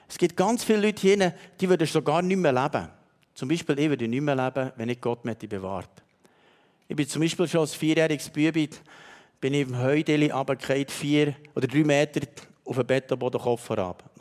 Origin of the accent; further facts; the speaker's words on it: Switzerland; Und weißt, du, manchmal sind wir Schweizer so, denken wir, ja, das, das hat er noch so nebenbei gemacht.